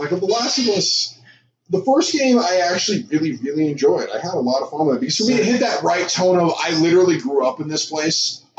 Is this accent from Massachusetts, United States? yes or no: yes; Boston, Massachusetts, United States; moved away; I grew up in the Boston area. I grew up, like, around all these buildings. Like, buildings I literally grew up walking between.